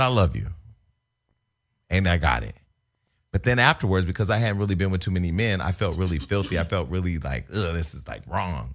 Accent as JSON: {"language": "English", "town": "Stockton", "region": "California", "country": "United States", "moved": "yes", "said": "I was from Stockton"}